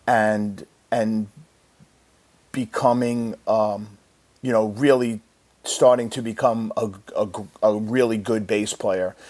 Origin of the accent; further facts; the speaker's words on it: Deer Park, New York, United States; I grew up in in Long Island, New York, a little town called Deer Park